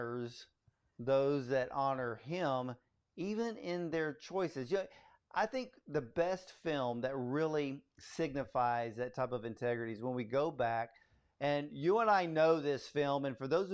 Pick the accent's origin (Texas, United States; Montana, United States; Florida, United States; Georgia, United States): Georgia, United States; Atlanta; I was born in Atlanta